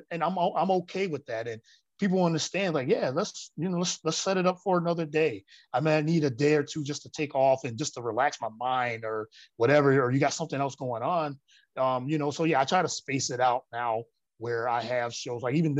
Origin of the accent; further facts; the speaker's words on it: Elmira, New York, United States; now in Philadelphia, United States; No, I'm actually from upstate New York.